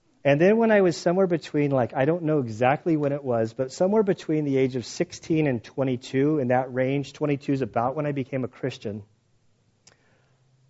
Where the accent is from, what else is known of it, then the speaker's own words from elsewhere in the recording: San Diego, California, United States; I grew up in San Diego